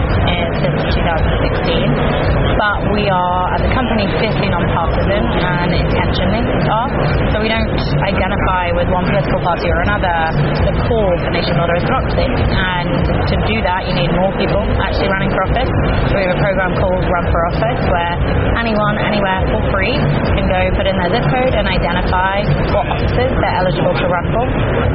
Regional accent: London, United Kingdom; moved away as an adult; also born or lived in Kerry, Ireland / Los Angeles, United States; now in Boston, United States; I am originally from Kerry. I grew up in London, and I moved to Boston 11 years ago now

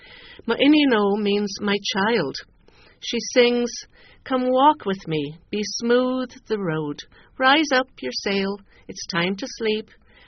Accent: County Kerry, Ireland; in rural and small-town Ireland, where I grew up in County Kerry

